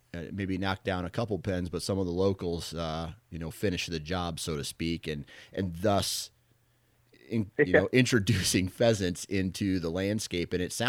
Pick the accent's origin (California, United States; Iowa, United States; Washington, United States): Iowa, United States; Parkersburg; I am from the Parkersburg. Originally, my family is from the Parkersburg, Iowa area. And I hunted on some family farms around that area.